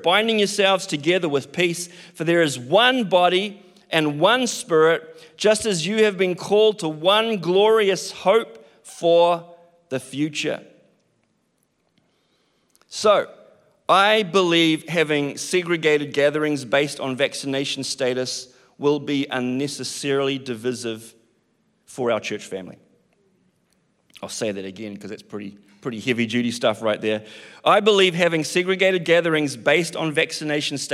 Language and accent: English; New Zealand; I'm a Kiwi